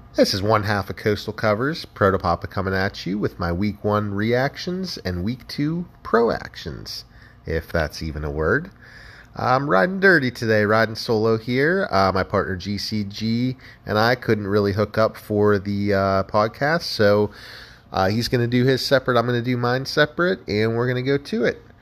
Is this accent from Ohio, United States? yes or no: yes; Ohio, United States; I grew up in Ohio